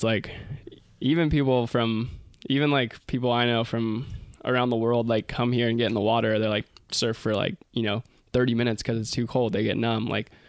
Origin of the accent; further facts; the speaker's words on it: Santa Cruz, California, United States; growing up in Santa Cruz.